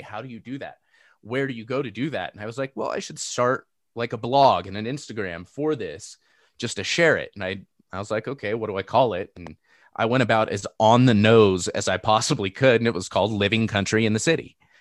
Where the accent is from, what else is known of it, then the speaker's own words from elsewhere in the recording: Seal Beach, California, United States; moved away; I grew up in Seal Beach.